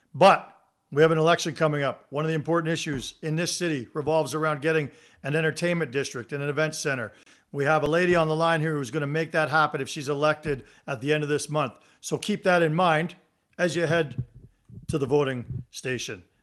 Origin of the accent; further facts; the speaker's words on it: Mississauga, Ontario, Canada; now in Calgary, Canada; I'm from Mississauga, where the the mall was the gathering place